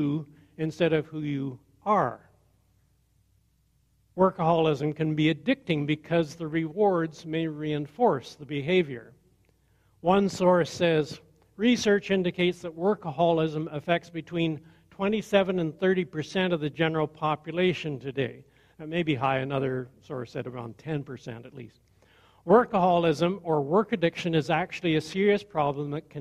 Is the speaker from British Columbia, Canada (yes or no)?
no; Perth County, Ontario, Canada; I grew up in Perth County